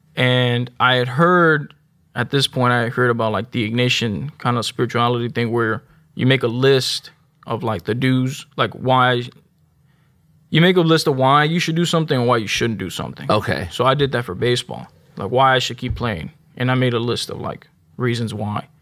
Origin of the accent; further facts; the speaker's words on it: Houston, Texas, United States; also born or lived in Spring, Texas; I grew up in North Houston, uh, little like not 45 and 1960 area